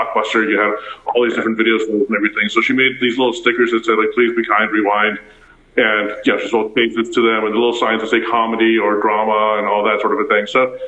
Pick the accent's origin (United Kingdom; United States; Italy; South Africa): South Africa; Pretoria, Gauteng; English is a second language; I didn't speak English at all. I went to Afrikaans school. I went to school barefoot, for example, in South Africa. And I was born in Pretoria.